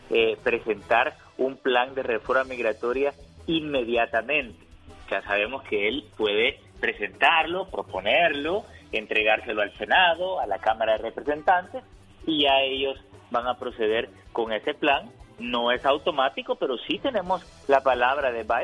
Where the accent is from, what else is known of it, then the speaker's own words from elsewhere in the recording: San Luis Río Colorado, Sonora, Mexico; soy de San Luis Río Colorado y escucho a Genio Lucas todos los días.